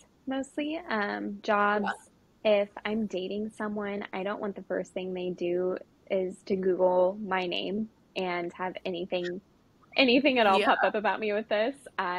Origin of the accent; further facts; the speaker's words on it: Sacramento, California, United States; moved away as an adult; also born or lived in Stockton, California; now in Nashville, United States; I am from Sacramento, California.